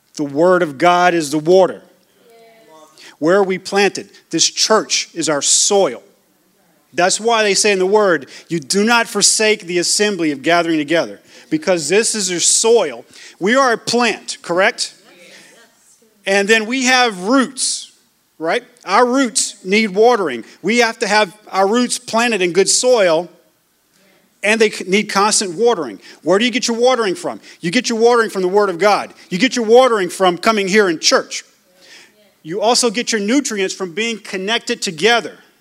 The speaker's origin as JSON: {"language": "English", "region": "Louisiana", "country": "United States", "tie": "born or raised there", "also_born_or_lived": "Georgia", "moved": "yes", "said": "I grew up, like I said, I grew up in Louisiana, grew up in Georgia."}